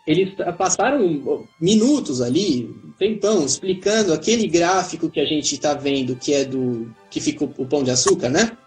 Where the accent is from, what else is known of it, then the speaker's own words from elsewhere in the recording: São Paulo, Brazil; moved away as an adult; also born or lived in Germany / Nigeria; now in Netherlands; Eu sou de São Paulo e eu tô na Holanda há muito pouco tempo